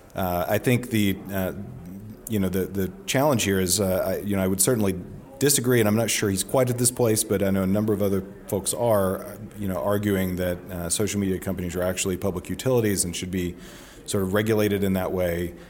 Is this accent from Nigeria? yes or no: no; rural Northeast Alabama, United States; moved away; I go back home to Alabama and no one's on Twitter. and it's not a thing, um, in my hometown in, in, you know, rural Northeast Alabama